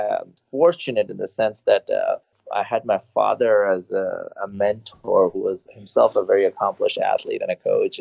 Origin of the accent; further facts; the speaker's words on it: India; moved away as an adult; now in United States; I actually was born and raised in India and I came here on a tennis scholarship.